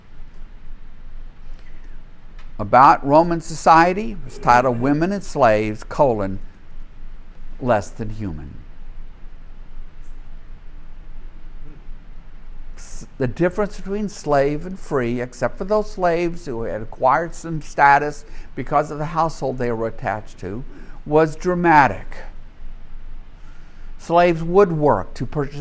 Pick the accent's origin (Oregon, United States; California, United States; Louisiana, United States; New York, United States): Louisiana, United States; I grew up in a world in the 1950s and 60s in the Deep South